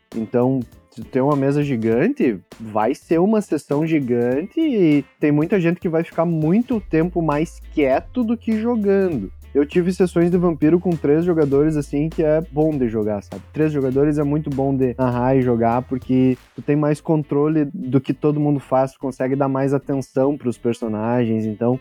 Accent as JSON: {"language": "Portuguese", "town": "São Luiz Gonzaga", "region": "Rio Grande do Sul", "country": "Brazil", "said": "a última cidade era São Luís Gonzaga, que era a nossa cidade"}